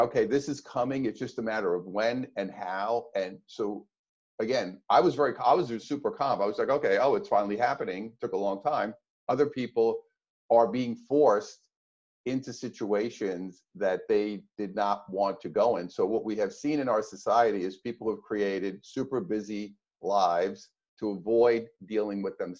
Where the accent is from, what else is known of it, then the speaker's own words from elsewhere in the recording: New York, United States; moved away as an adult; now in California, United States; being a New Yorker, even though now I'm in California, but growing up in New York and living in New York at that time